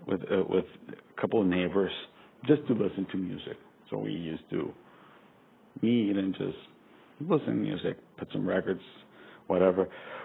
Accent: Costa Rica; moved away; also born or lived in Venezuela; And in my case, I'm from Costa Rica. I lived all my life until just a couple years ago in different countries in Latin America.

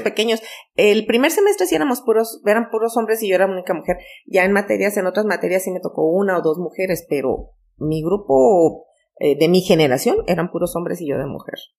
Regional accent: Majalca, Chihuahua, Mexico; mi infancia en Majalca

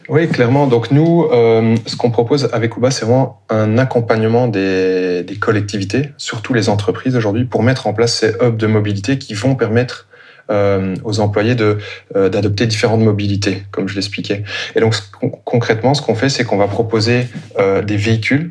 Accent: Brussels, Brussels-Capital Region, Belgium; je suis euh, bruxellois d'origine

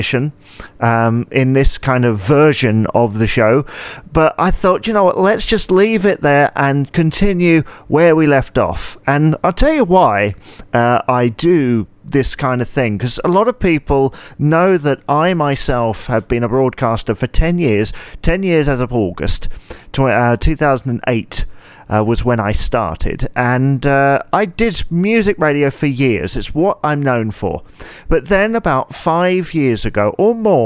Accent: United Kingdom

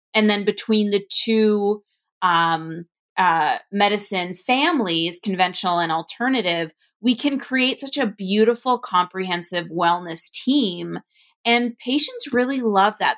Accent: Ontario, Canada; I'm from Ontario, Canada

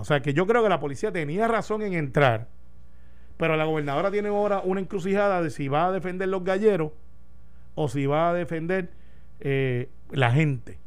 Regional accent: Puerto Rico

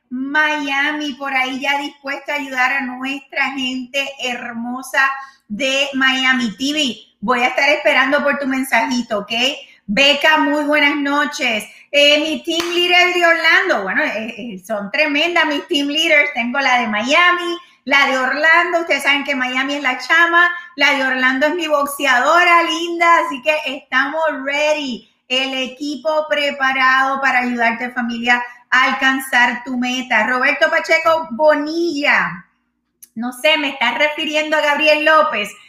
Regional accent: Haiti; now in Dominican Republic; yo soy de Haití, pero, ok, en la República, pero estoy en la República Dominicana haciendo todo tipo de trabajo

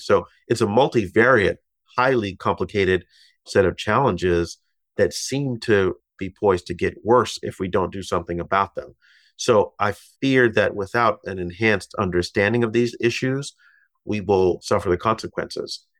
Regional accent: Massachusetts, United States; now in New York, United States; my home state of Massachusetts

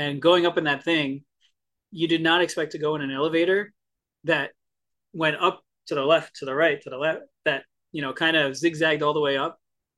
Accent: New Jersey, United States; I grew up in Jersey, which is technically the Garden State

